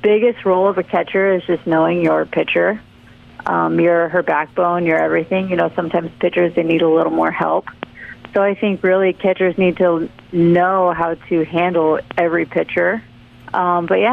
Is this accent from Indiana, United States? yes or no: no; Wildomar, California, United States; moved away as an adult; also born or lived in Hattiesburg, Mississippi / Hawaii; It was about an hour north of San Diego, from a little town called Wildomar